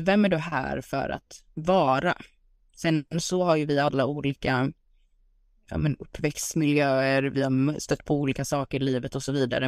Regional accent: Sweden; also born or lived in United States; hemma i Sverige

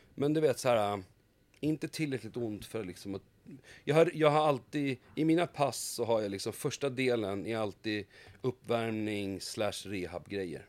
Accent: Haninge, Stockholm County, Sweden; är född och uppvuxen ute i Haninge

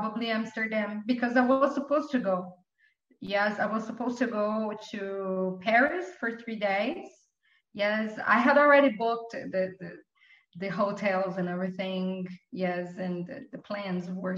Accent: São Paulo, Brazil; English is a second language; I wouldn't leave Brazil like forever

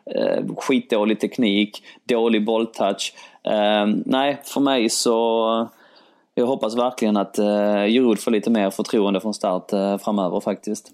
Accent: Sweden; min mamma är från Polen, min pappa är från Grekland, jag är född i Sverige

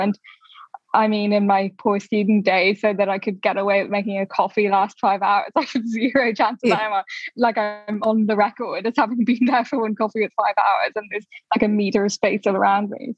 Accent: Dublin, Leinster, Ireland; now in London, United Kingdom; I didn't grow up in London, I grew up in Dublin

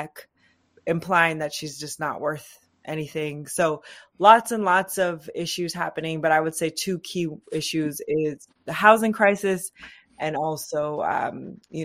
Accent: Seattle, Washington, United States; now in Oakland, United States; I'm actually originally from Seattle, Washington. I grew up in the city of Seattle

